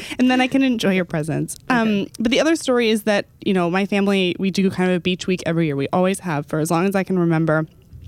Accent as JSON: {"language": "English", "town": "Dallas", "region": "Texas", "country": "United States", "tie": "born or raised there", "moved": "yes", "said": "I went back to my hometown recently. I went back to Dallas"}